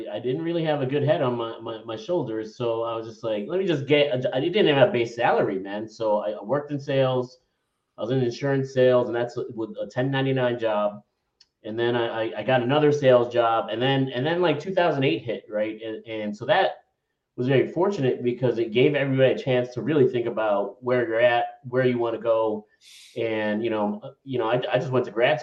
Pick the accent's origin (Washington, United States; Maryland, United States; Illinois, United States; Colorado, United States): Illinois, United States; Chicago; moved away as an adult; now in Miami, United States; I grew up in Chicago